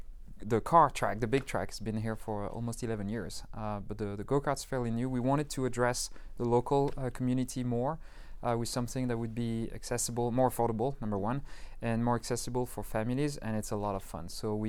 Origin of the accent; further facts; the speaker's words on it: Paris, Île-de-France, France; also born or lived in London; now in Las Vegas, United States; So I used to live in London in the UK before I moved to Las Vegas, but I'm originally from Paris, where I grew up.